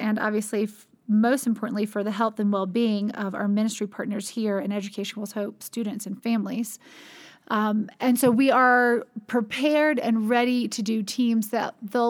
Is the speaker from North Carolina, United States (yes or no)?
yes; North Carolina, United States; I grew up in North Carolina, and go Tar Heels! basketball.